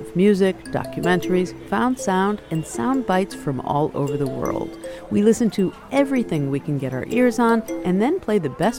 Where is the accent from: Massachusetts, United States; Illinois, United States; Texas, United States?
Illinois, United States; Chicago; My hometown of Chicago is famous for a lot of things.